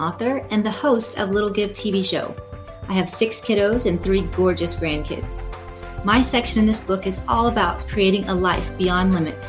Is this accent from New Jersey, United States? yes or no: no; San Antonio, Texas, United States; We're from San Antonio, Texas, and we wrote a book together.